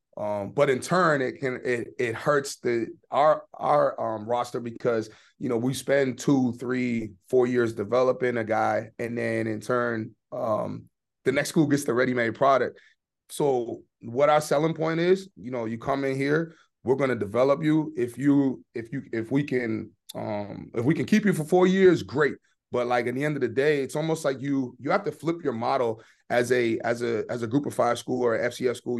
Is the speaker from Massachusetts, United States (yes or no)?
yes; Boston, Massachusetts, United States; moved away as an adult; also born or lived in Stoughton, Massachusetts / Maine; I was born and raised in Boston, went to high school outside the city, um, at a high school called Stoughton High